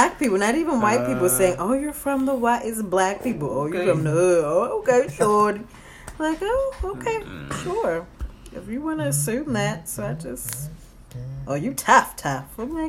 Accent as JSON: {"language": "English", "town": "Baltimore", "region": "Maryland", "country": "United States", "said": "when I tell people I'm from Baltimore"}